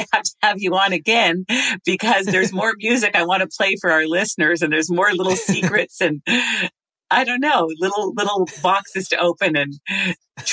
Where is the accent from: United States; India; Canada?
Canada; Montreal, Quebec; That's my hometown